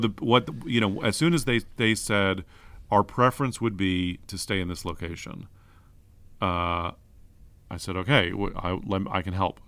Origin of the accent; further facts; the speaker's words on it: San Francisco, California, United States; grew up in San Francisco. I'm a, I'm like a, a, a Bernal Noe mission kid.